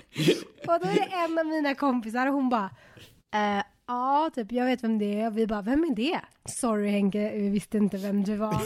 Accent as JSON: {"language": "Swedish", "country": "Sweden", "also_born_or_lived": "Los Angeles, United States", "moved": "as an adult", "lives_now": "Mexico"}